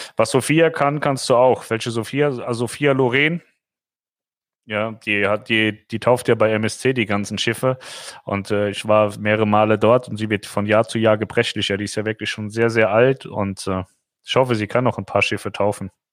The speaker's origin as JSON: {"language": "German", "country": "Germany", "said": "als Deutscher"}